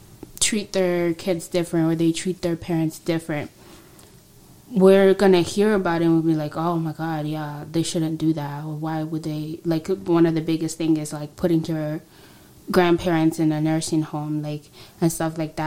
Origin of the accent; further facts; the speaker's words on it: Tanzania; moved away; I'm from Tanzania